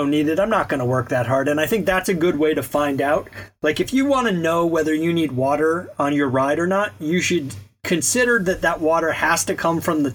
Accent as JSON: {"language": "English", "region": "Alabama", "country": "United States", "tie": "born or raised there", "moved": "yes", "said": "So I grew up in Alabama."}